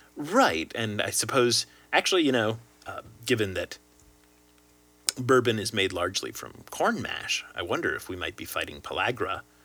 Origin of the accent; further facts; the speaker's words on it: Lexington, Kentucky, United States; I in fact was born in the Commonwealth of Kentucky. Up in, up in, in fact, Does- Derby country. I was born in Lexington.